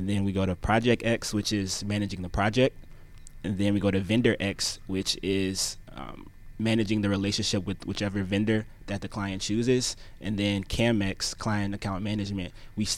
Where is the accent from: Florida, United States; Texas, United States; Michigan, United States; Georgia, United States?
Georgia, United States; Gwinnett County; grew up in Gwinnett County.